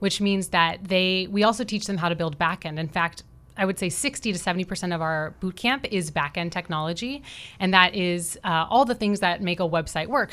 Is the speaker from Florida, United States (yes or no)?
yes; Florida, United States; also born or lived in Pittsburgh, Pennsylvania; am from Florida, so I was born and raised in Florida, but a recent Miami transplant, I've been here for six years